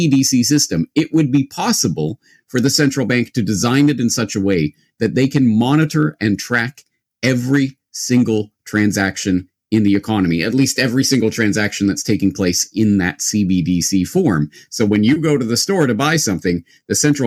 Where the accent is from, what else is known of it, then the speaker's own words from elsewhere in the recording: Canada; now in Japan; I'm a Canadian who now lives in Japan